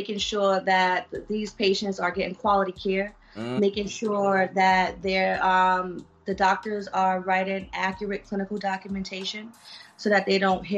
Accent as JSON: {"language": "English", "town": "New York City", "region": "New York", "country": "United States", "tie": "born or raised there", "said": "born and raised, BK, Thoroughbred, New York City"}